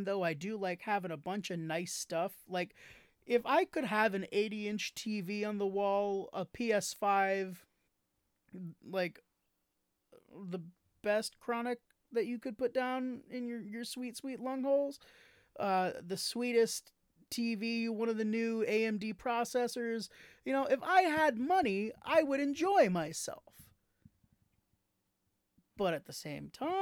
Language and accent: English; New York, United States; being a New Yorker myself